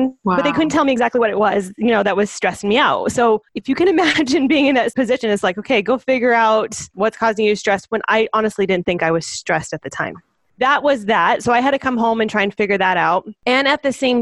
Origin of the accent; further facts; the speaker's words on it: Phoenix, Arizona, United States; moved away as an adult; now in Thatcher, United States; I grew up in Phoenix